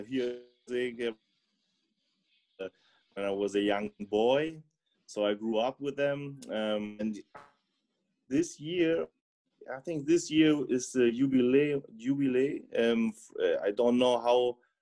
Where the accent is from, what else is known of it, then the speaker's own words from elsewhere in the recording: Hamburg, Germany; also born or lived in Chile; I kind of came to Hamburg when I was 4 years old. So okay. I lived almost my whole life in Hamburg in Germany, but usually but I'm from America.